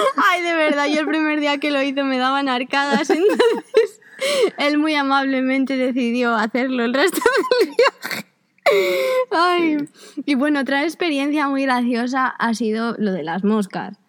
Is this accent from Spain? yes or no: yes; Spain; son españoles y españolas como yo